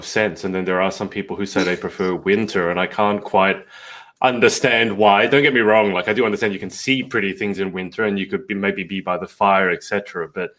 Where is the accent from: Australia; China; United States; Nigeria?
Australia; Sydney, New South Wales; I'm from Sydney in Australia, home of the Harbour Bridge and the Opera House